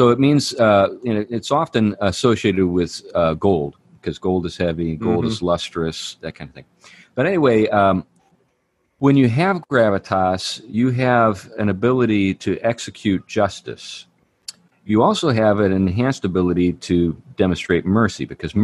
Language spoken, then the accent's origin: English; Western Pennsylvania, United States; I'm from Western Pennsylvania